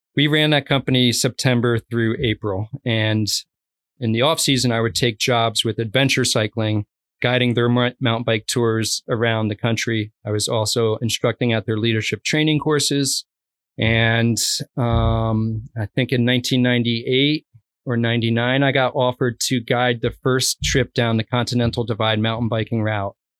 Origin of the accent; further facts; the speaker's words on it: New Jersey, United States; moved away as an adult; also born or lived in Arizona / Mammoth / North Idaho / Keweenaw Peninsula; now in Copper Harbor, United States; I grew up originally in New Jersey, probably about twenty minutes outside of New York City in an affluent suburb